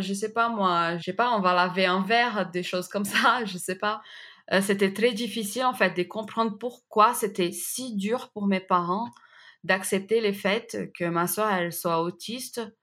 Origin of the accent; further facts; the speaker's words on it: Recife, Pernambuco, Brazil; French is a second language; moved away as an adult; now in France; je viens de la ville de Recife au Brésil